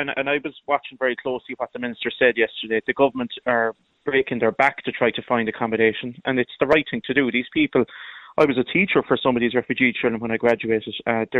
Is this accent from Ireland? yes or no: yes; Meelic, Munster, Ireland; Well, look, I'm from Meelic, where Knocklasheen, I think everyone in the country has heard of that in recent weeks.